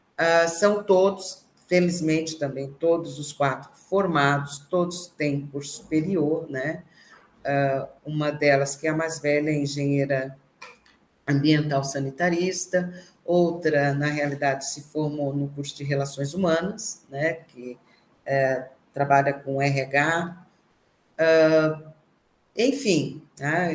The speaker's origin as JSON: {"language": "Portuguese", "town": "Criciúma", "region": "Santa Catarina", "country": "Brazil", "tie": "born or raised there", "said": "Nasci em Criciúma, né? Numa vila operária"}